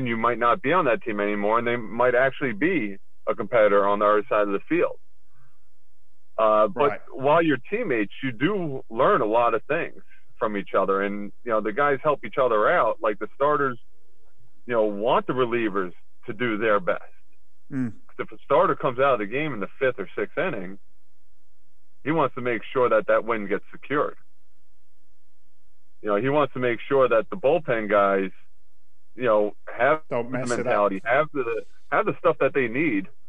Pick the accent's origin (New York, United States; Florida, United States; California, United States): New York, United States; Long Island; Growing up in Long Island, in my hometown